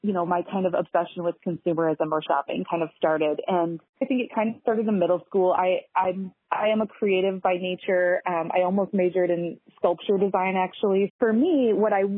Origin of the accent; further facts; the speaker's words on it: St. Louis, Missouri, United States; moved away as an adult; also born or lived in Overland Park, Kansas / Savannah, Georgia; now in Minneapolis, United States; I grew up in St. Louis, Missouri